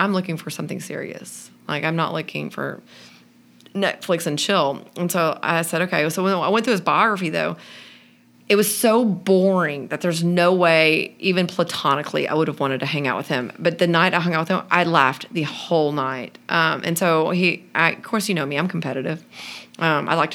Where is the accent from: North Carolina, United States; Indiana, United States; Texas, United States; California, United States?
Texas, United States; we're from Texas. I went to Baylor